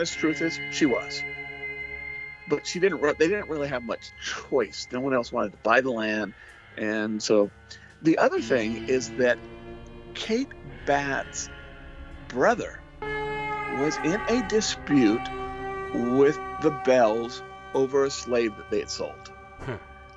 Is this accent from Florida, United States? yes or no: no; Ventura County, California, United States; Growing up in Ventura County, California